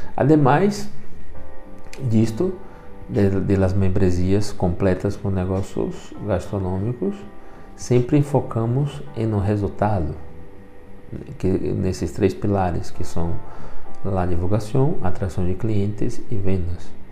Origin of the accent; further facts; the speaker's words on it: Brazil; first language Portuguese; moved away; sou brasileiro e o castelhano depois de los 40, todavia não tenho total domínio